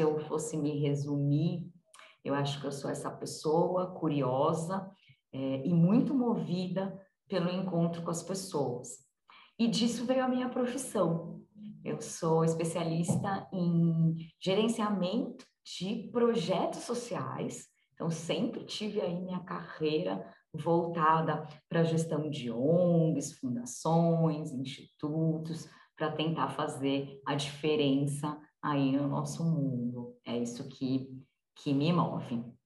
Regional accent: São Paulo, Brazil; Eu sou de São Paulo, capital, então eu sou paulistana. É, costumo dizer que eu sou paulistana da gema

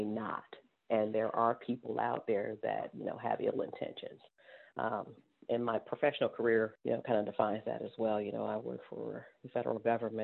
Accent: Cleveland, Ohio, United States; I'm from an inner city, you know, I'm from Cleveland, Ohio. I'm a baby of the 70s, you know, so coming through during those times was a little challenging

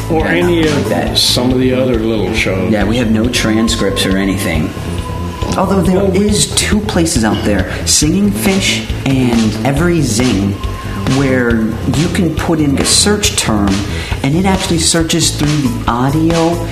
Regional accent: Pittsburgh, Pennsylvania, United States; I told him I was Steelers because I'm from Pittsburgh

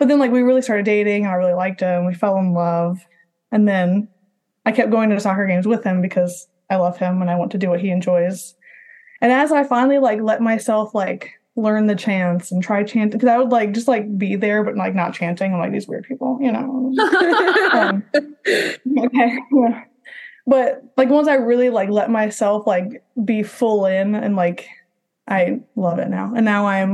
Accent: Alabama, United States; also born or lived in Orlando, Florida / Troy, Alabama; now in Birmingham, United States; I'm from Alabama, originally from Florida

